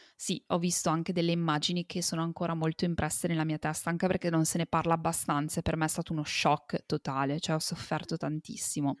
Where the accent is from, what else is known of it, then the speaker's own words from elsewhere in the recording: Italy; sono nata e cresciuta in Italia